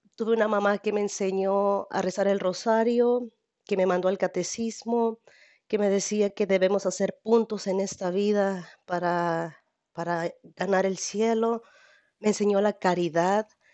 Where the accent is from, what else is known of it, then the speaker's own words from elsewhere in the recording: Jalisco, Mexico; now in Rialto, United States; yo soy de México, exactamente de, de Jalisco. Mi capital es Guadalajara, soy de Jalisco